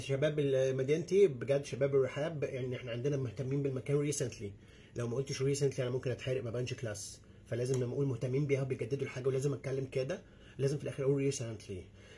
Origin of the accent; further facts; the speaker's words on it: Egypt; إحنا مصريين برضو